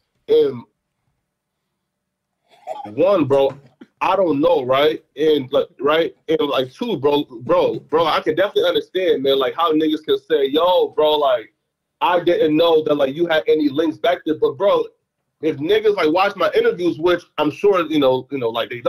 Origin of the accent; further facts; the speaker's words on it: Fargo, North Dakota, United States; also born or lived in Liberia / Philadelphia; I'm from Fargo, right? So look, when I left, like, here, so when we left, like, Liberia, I moved to Fargo, right? I spent the majority of my life in Fargo.